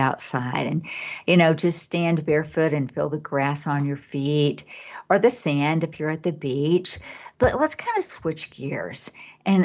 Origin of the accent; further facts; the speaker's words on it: Dallas, Texas, United States; moved away; also born or lived in Connecticut; I was born and raised in Dallas, then I went to Connecticut